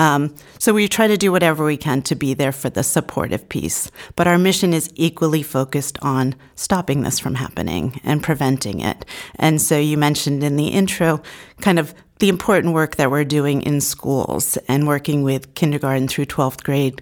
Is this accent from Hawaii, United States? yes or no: no; Portsmouth, New Hampshire, United States; I grew up in the Seacoast area